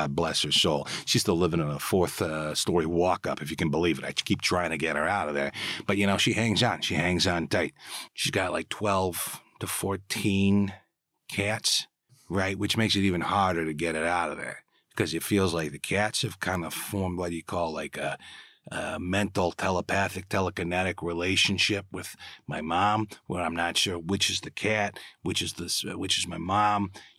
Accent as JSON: {"language": "English", "town": "New York City", "region": "New York", "country": "United States", "tie": "born there", "said": "You know, I was born in New York City, started off as a Broadway baby, you know what I mean?"}